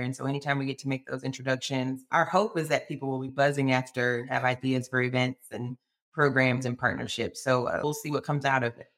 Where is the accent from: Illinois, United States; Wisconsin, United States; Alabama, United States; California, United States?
Alabama, United States; born and raised in Alabama